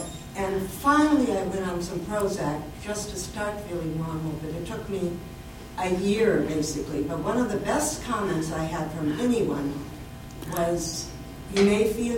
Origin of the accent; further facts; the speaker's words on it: Ireland; seeing that I'm Irish and my whole family are drunks